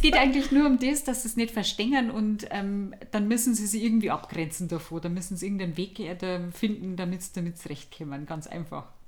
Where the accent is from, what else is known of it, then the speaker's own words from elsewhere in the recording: village near Deggendorf, Bavaria, Germany; moved away; ich komm aus dem Dorf mit, äh, zweitausend Einwohnern